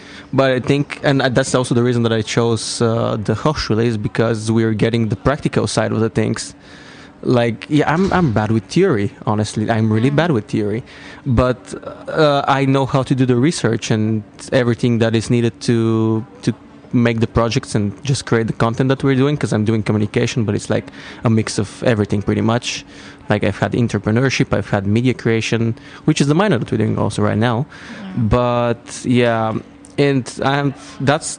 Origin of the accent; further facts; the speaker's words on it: Bulgaria; English is a second language; moved away as an adult; now in Netherlands; I'm from Bulgaria, but studying in the Netherlands.